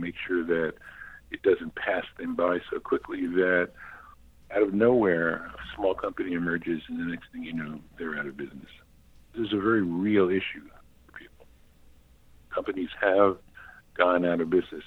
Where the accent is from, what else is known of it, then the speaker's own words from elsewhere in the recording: New York City, New York, United States; moved away as an adult; also born or lived in Cambridge, Massachusetts; I grew up in Manhattan. I was raised, born and raised there